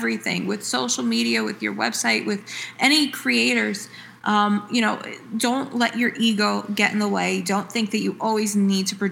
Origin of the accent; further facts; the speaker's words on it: Woodbridge, New Jersey, United States; I was actually a sixth generation to be born and raised in the Woodbridge part of New Jersey, and then the first generation to move to another town.